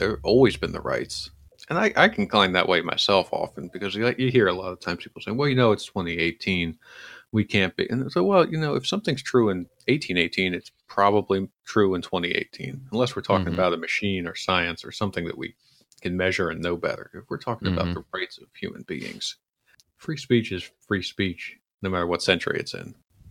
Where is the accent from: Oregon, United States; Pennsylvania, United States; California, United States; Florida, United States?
Pennsylvania, United States; Philadelphia; I grew up in Philadelphia, so there are still jobs here.